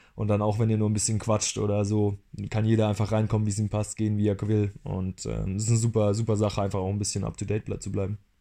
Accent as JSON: {"language": "German", "region": "Rhineland-Palatinate", "country": "Germany", "moved": "as an adult", "lives_now": "Berlin, Germany", "said": "ursprünglich aus der Pfalz."}